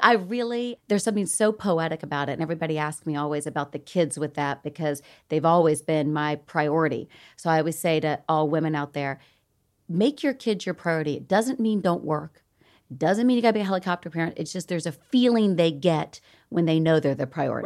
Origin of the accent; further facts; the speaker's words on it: the South, United States; accent: Southern; moved away; I'm from the South